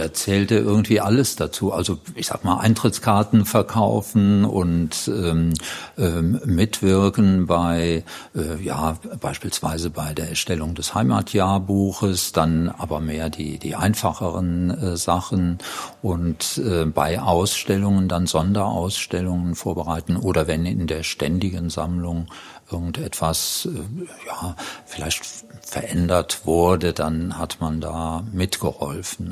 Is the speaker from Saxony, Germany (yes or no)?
no; Dattenberg, Rhineland-Palatinate, Germany; also born or lived in Neuwied; ich komme aus der Gegend, also aus der Linzer Gegend, Linz am Rhein und der Nachbarort Dattenberg und da komme ich her und wohne im Grunde genommen auch heute dort